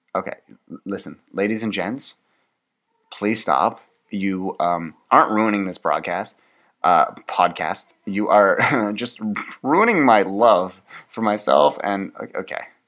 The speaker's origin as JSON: {"language": "English", "country": "Canada", "said": "I'm Canadian"}